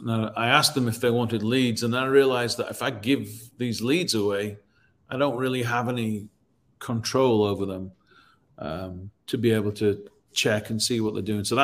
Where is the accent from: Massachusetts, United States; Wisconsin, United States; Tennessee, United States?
Tennessee, United States; Nashville; Well, I'm from Nashville, so then that links me to that city